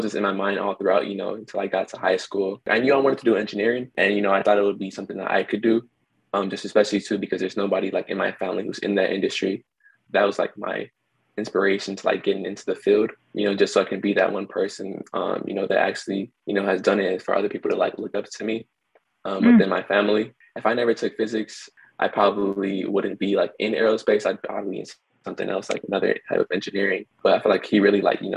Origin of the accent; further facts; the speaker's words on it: Los Angeles, California, United States; I'm from Los Angeles, from South